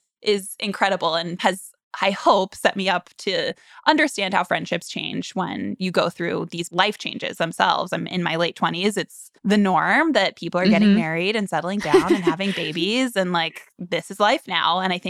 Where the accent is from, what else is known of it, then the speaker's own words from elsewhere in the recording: Florida, United States; moved away; I'm from Florida. We grew up as neighbors.